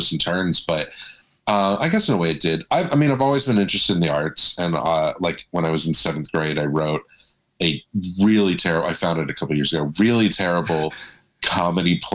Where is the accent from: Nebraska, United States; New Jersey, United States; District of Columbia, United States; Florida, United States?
Florida, United States; Orlando; also born or lived in Daytona Beach, Florida; now in Los Angeles, United States; grew up in Orlando, was there until I moved here.